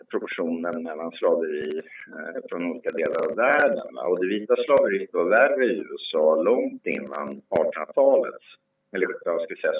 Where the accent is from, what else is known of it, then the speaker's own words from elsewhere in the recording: Sweden; Som svenskar kan vi faktiskt säga att våra företrädare har inte sysslat med det.